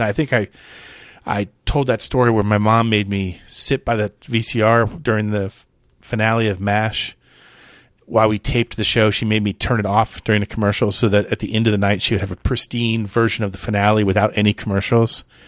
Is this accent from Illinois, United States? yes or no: no; Clearwater, Florida, United States; Home Shopping Network used to be based in my hometown. So it's it's based in Clearwater